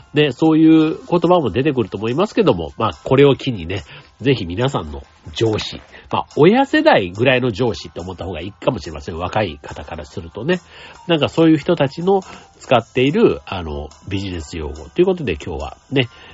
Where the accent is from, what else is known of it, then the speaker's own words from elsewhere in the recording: Osaka, Japan; moved away; 大阪はね、僕が出身の町でもある